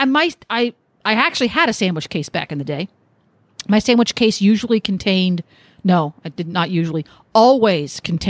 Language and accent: English; Mid-Atlantic area, United States; now in Ocala, United States; growing up in Pony Club, our take on it where we were in the Mid-Atlantic area